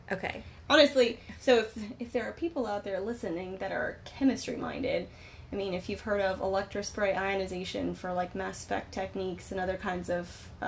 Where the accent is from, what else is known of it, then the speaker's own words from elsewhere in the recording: San Francisco, California, United States; Like I'm from the Bay Area. I'm from San Francisco, but probably you're from like 40 minutes north of San